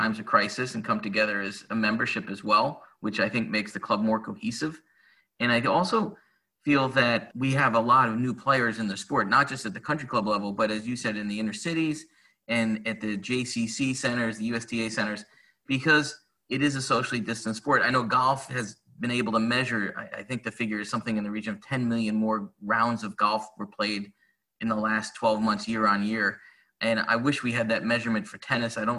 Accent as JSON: {"language": "English", "town": "South Salem", "region": "New York", "country": "United States", "said": "I'm from South Salem, 8 miles away"}